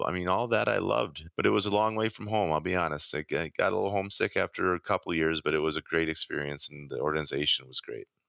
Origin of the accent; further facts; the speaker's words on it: Rochester, Minnesota, United States; where I grew up in Rochester, we had the biggest youth hockey association in the state